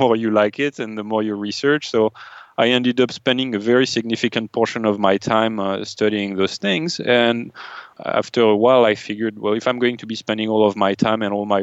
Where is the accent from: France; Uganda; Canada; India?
France; moved away as an adult; now in United States; I grew up in France as an atheist